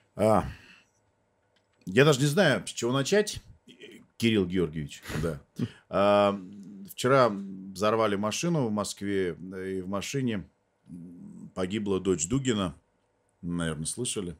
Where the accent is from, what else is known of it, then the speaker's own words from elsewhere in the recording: Armenia; мы, армяне, тут, в общем-то, всю свою сознательную жизнь воюем